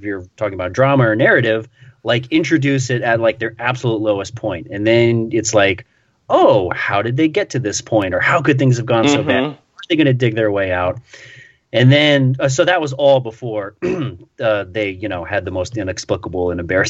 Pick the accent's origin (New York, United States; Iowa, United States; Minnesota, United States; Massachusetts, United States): New York, United States; Queens; I was born in Queens. I was raised in Queens.